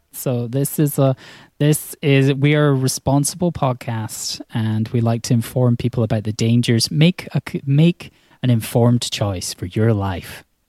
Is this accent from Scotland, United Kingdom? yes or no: yes; Scotland, United Kingdom; I'm from Scotland